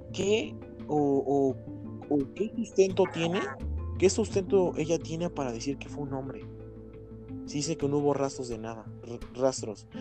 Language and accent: Spanish; Mexico; como nosotros como mexicanos